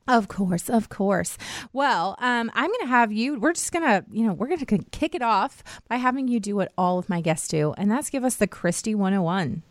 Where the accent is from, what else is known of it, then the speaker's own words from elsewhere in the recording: United States; I grew up right outside of Washington, D C